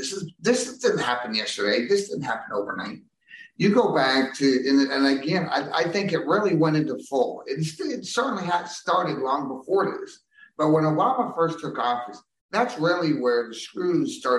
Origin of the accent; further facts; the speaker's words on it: New York City, New York, United States; I'm from New York, yes. I'm from New York City